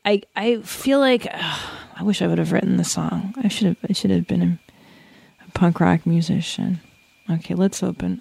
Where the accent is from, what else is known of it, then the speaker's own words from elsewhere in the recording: Canada; now in United States; that's where I was born in Canada in nineteen seventy-six.